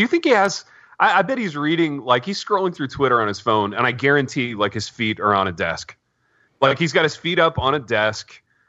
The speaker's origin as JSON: {"language": "English", "region": "Indiana", "country": "United States", "tie": "born or raised there", "said": "I grew up in kind of a blue collar Indiana town"}